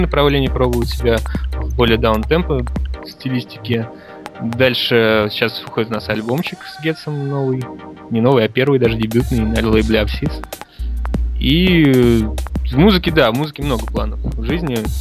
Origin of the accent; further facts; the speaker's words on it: Saint Petersburg, Russia; Я живу, родился в Питере